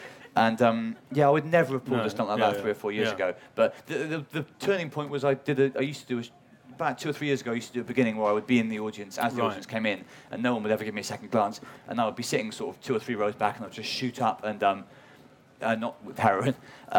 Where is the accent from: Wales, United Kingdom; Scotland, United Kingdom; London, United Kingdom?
Wales, United Kingdom; accent: Welsh; my accent's changed, which is awkward. There's a whole extra where I'm doing a show at the Bloomsbury Theatre 3 years ago, and I was fully Welsh.